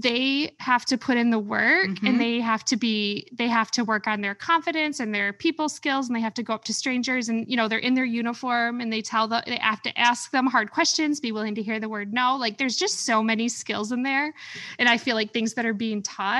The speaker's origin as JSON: {"language": "English", "town": "Caro", "region": "Michigan", "country": "United States", "tie": "born or raised there", "said": "my hometown in Caro"}